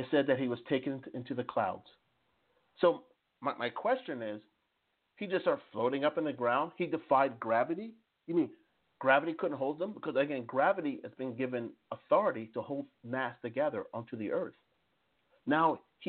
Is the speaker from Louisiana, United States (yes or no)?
no; New Jersey, United States; I'm originally from New Jersey